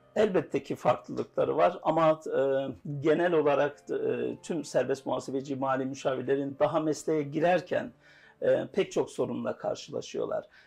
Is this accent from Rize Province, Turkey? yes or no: yes; Rize Province, Turkey; Rize doğumluyum.